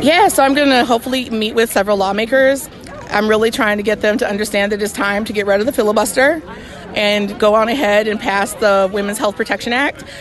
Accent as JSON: {"language": "English", "town": "Jackson", "region": "Mississippi", "country": "United States", "also_born_or_lived": "Tuscaloosa, Alabama", "said": "I'm from Jackson, Mississippi, and Tuscaloosa, Alabama."}